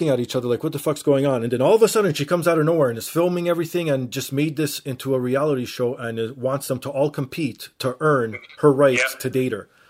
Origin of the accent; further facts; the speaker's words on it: Canada; I'm Canadian.